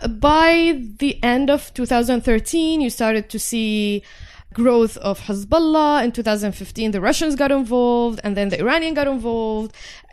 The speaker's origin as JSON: {"language": "English", "country": "Syria", "tie": "born or raised there", "second_language": "English", "moved": "as an adult", "lives_now": "United States", "said": "I grew up in a city where most of it today support the Syrian government."}